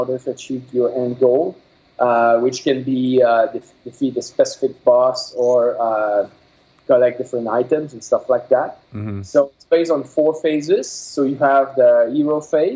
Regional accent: Quebec, Canada; first language French; English is a second language; I'm from Quebec, so my first language is French.

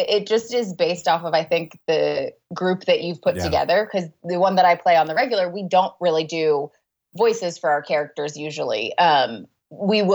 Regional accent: California, United States; I grew up in California

